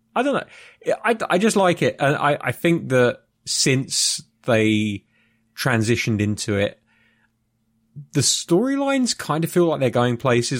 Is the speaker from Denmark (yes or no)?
no; United Kingdom; I'm a Brit